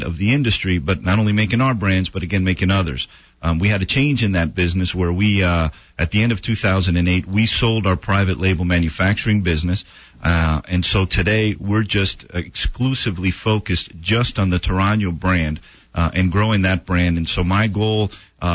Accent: Miami, Florida, United States; I was born and raised in Miami

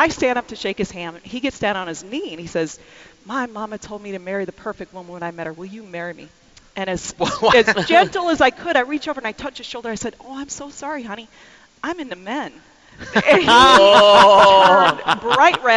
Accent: Arizona, United States; I'm from the West. I'm from Arizona

